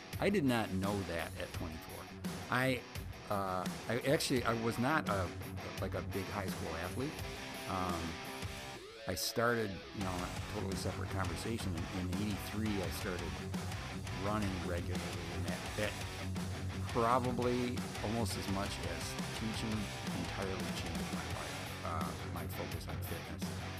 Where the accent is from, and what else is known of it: Berkley, Michigan, United States